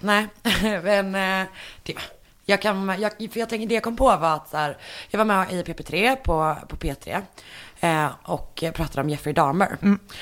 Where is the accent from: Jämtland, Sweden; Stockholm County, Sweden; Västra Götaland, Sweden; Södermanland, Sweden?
Västra Götaland, Sweden; Partille; i den lokala bokhandeln i Partille där jag är ifrån